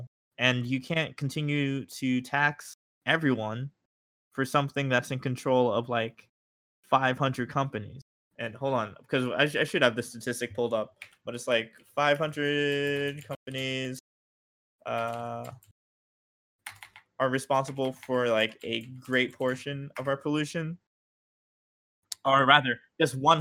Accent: New York, United States; I'm from New York

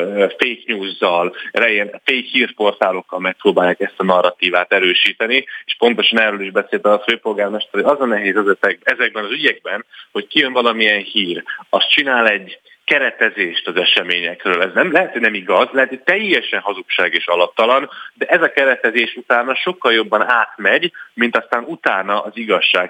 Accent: Hungary; európaiként, magyarként

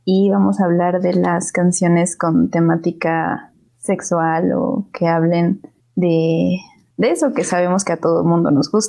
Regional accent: Mexico; de México.

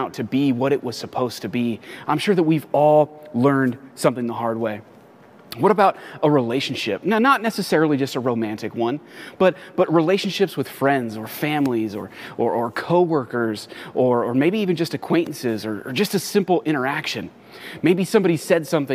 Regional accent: Los Angeles, California, United States; moved away as an adult; now in San Diego, United States; I was actually born and raised in the Los Angeles area.

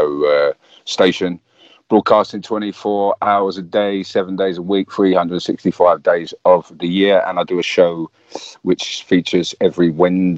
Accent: London, United Kingdom; I grew up around Arsenal, so we grew up with that football hooligan element

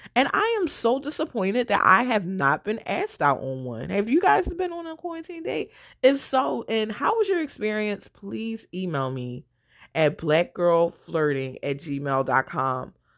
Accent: Philadelphia, Pennsylvania, United States; I'm from West Philly

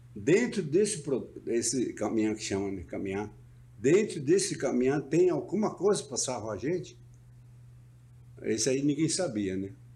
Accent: Brazil; quero voltar para a minha aldeia

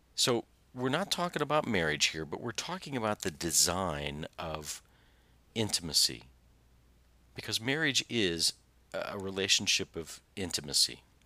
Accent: Southern Indiana, United States; I'm from Southern Indiana

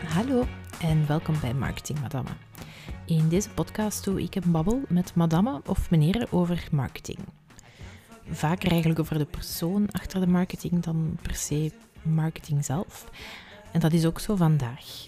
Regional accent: Flanders, Belgium; als Vlaming

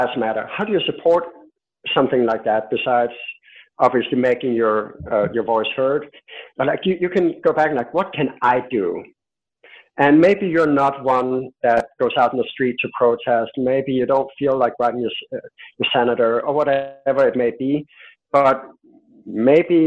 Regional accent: Denmark; I'm from Denmark

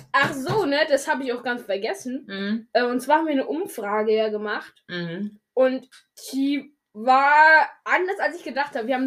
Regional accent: Switzerland; ich komme eben aus der Schweiz, Bruder. Ähm, deshalb sage ich morgen essen.

